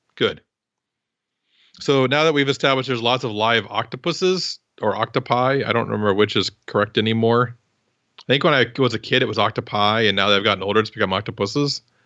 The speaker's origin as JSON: {"language": "English", "region": "Midwest", "country": "United States", "tie": "born or raised there", "said": "I grew up in the Midwest"}